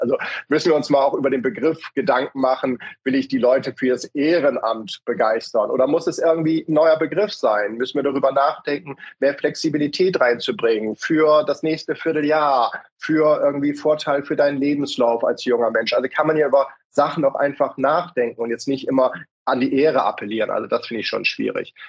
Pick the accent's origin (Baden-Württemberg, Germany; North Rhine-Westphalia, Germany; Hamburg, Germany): Hamburg, Germany; wir können ja auch als Hamburger